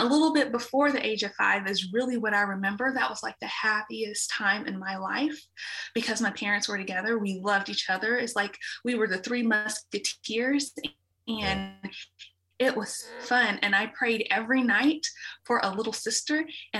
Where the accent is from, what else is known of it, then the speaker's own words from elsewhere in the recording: Dallas, Texas, United States; I was born and raised in Dallas